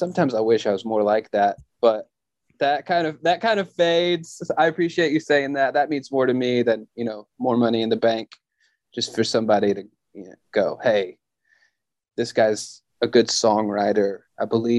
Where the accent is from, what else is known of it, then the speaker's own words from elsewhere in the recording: the South, United States; And I'm from the South, and I have a whiny voice because I'm from the South. This is how some of us sound here